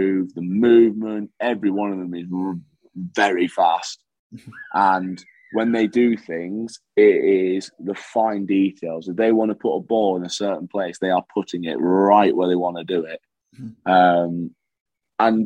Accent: England, United Kingdom; also born or lived in Perth, Scotland; I was born in Perth in Scotland, but because I'd lived majority of my life in England

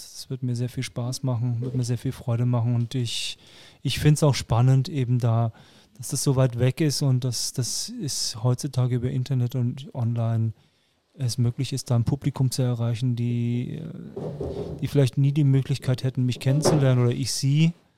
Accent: Frankfurt am Main, Hesse, Germany; moved away; also born or lived in Nuremberg; ich bin Hesse. Also ich bin Frankfurter, in Frankfurt am Main geboren, aber mit österreichischem Pass

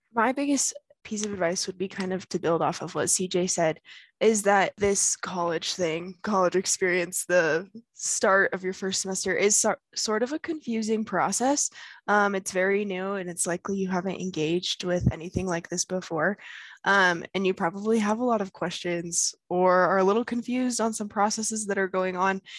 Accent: South Weber, Utah, United States; I'm from South Weber, Utah

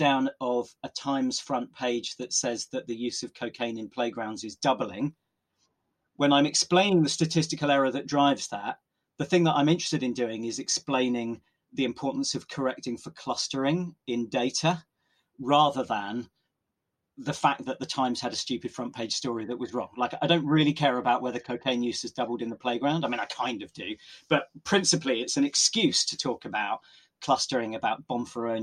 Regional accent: Oxford, South East England, United Kingdom; growing up in Oxford, where I still live and work

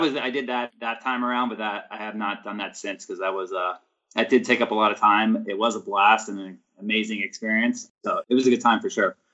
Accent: Mount Laurel, New Jersey, United States; I grew up in South Jersey, so I was in the Mount Laurel area, so like suburbs of Philadelphia

